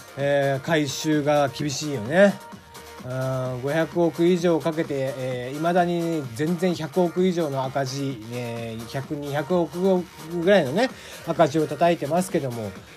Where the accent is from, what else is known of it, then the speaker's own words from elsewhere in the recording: Kagoshima, Japan; accent: Kagoshima dialect mixed with Hakata dialect; moved away; also born or lived in Fukuoka; 俺の出身は鹿児島